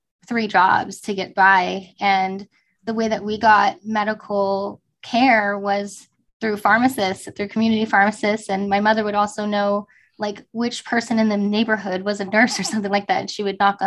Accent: Fresno, California, United States; I grew up in Fresno, California, where there's a very high population of homeless

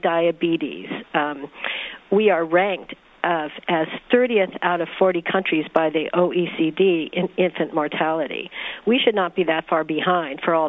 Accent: California, United States; I'm from California

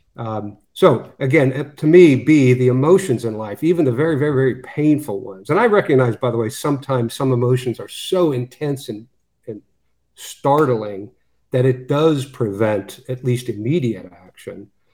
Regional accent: Western Pennsylvania, United States; I grew up in Western Pennsylvania

